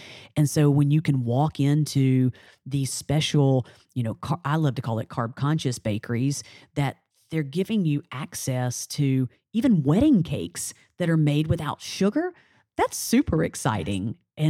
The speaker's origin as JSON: {"language": "English", "town": "New Orleans", "region": "Louisiana", "country": "United States", "said": "we are from New Orleans. We have a reputation to uphold."}